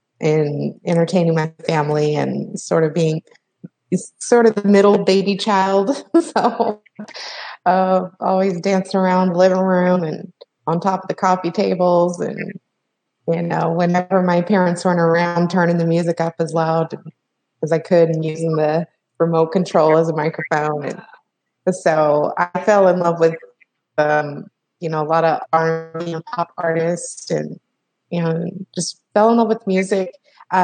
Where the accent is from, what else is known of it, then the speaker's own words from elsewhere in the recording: Salt Lake City, Utah, United States; born there; now in Los Angeles, United States; Well, so I was born in Salt Lake City, Utah, and now I'm in Los Angeles, California, and I moved all over the West Coast. I moved a lot as a child.